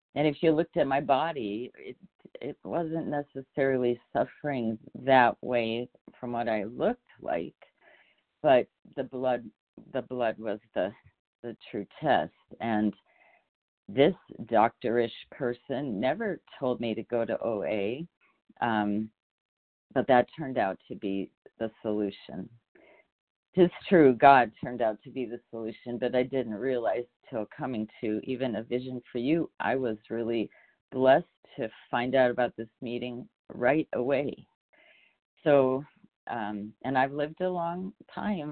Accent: Ohio, United States; also born or lived in California; now in Utah, United States; I, I was born in Ohio

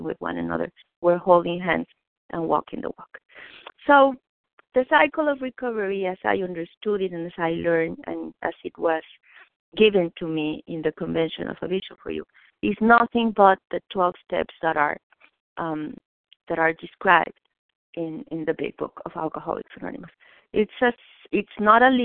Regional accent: Mexico; English is a second language; moved away; I was born in Mexico

